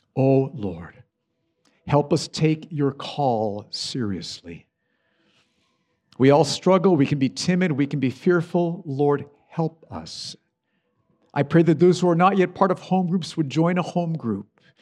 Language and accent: English; United States; I love my home country, the U S.